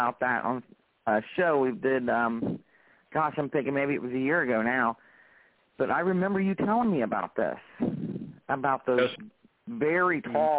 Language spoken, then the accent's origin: English; North Carolina, United States; my home state of North Carolina